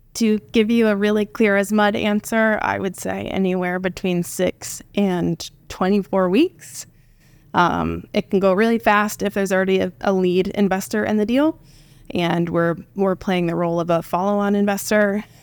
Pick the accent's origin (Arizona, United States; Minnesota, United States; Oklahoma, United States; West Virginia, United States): Oklahoma, United States; Tecumseh; I am uh, Oklahoman born and raised. I grew up in Tecumseh, which is a town of, I think, about 8,000 when I was there.